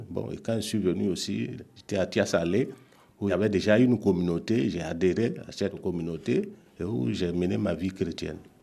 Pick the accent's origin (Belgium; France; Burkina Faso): Burkina Faso; Pompoï; now in Yopougon, Côte d'Ivoire; Je suis né à Pompoy, au Burkina Faso